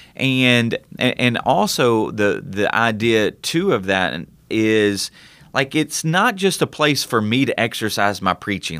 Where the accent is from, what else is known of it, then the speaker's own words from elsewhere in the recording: United States; as American citizens